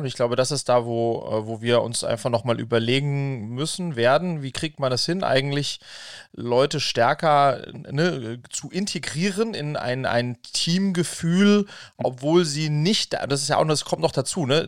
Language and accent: German; Wiesbaden, Hesse, Germany; mit dem bin ich quasi in Wiesbaden zusammen aufgewachsen